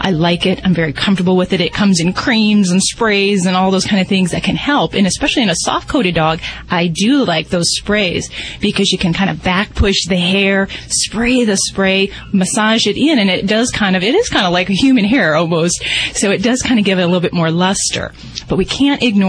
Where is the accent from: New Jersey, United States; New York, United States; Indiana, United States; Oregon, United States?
Indiana, United States; And I'm from Indiana